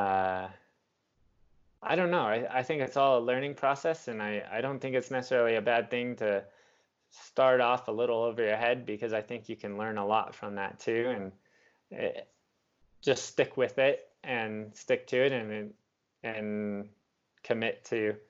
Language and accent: English; Southwest, United States; I'm from the Southwest in the US